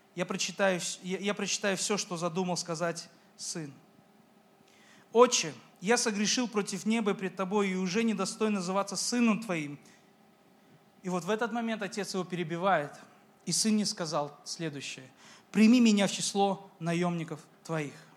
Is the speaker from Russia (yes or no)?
no; Uzbekistan; я из Узбекистана, я из корейской семьи